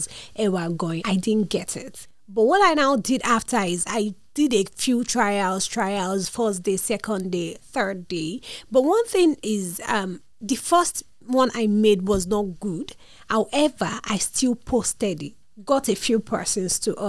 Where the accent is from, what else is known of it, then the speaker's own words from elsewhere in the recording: Lagos, Nigeria; I'm from a family of four, and I grew up in Lagos